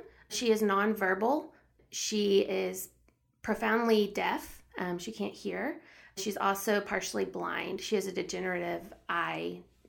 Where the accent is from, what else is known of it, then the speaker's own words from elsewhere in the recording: Austin, Texas, United States; So I'm the youngest of three girls, born and raised in Austin, Texas.